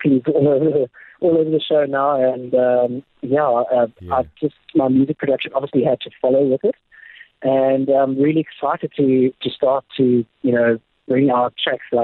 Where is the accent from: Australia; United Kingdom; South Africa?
South Africa; Gqeberha, Eastern Cape; now in Ireland; I'm originally from Port Elizabeth or Padeja. And, you know, that's where I was born and raised. It's my hometown